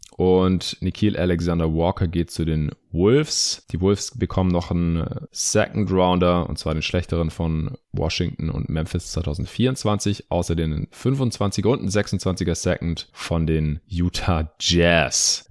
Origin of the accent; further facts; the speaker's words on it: Stuttgart, Baden-Württemberg, Germany; meine, meine Heimatstadt Stuttgart